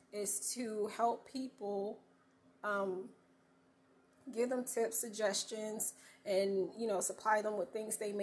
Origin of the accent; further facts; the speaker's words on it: North Carolina, United States; I'm a country girl born and raised in North Carolina